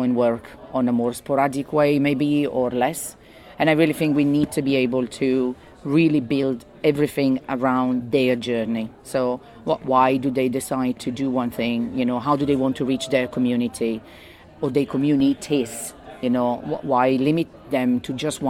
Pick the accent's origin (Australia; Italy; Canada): Italy; northern Italy; English is a second language; moved away as an adult; now in London, United Kingdom; I'm originally from Italy, north of Italy, but I've been living in London for 20 years